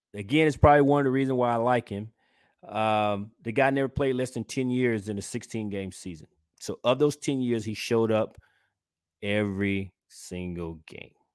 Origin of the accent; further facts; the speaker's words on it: Georgia, United States; from my home state, which is Georgia